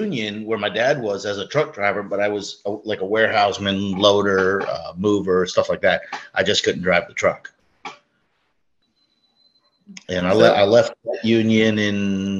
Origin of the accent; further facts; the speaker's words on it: Brooklyn, New York, United States; moved away as an adult; now in Florida, United States; Well, I'm 50 years old, born and raised in Brooklyn, moved down to Florida when my father retired early. Been down south since I was 21.